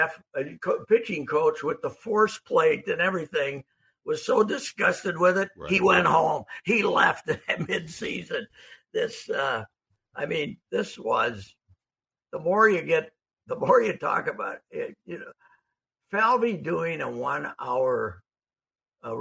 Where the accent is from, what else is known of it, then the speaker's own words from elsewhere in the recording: Fulda, Minnesota, United States; I'm from Fulda